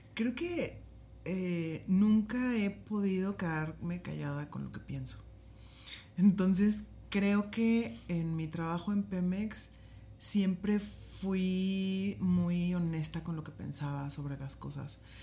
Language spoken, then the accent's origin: Spanish; Poza Rica, Veracruz, Mexico; donde soy originaria, que es Poza Rica, Veracruz